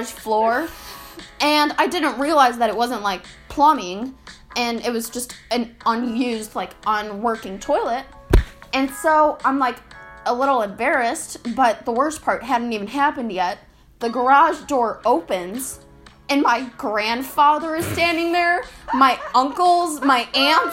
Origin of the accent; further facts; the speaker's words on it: Chicago, Illinois, United States; We swear we don't go to a hillbilly school. I mean, it can be at times, but we're from Chicago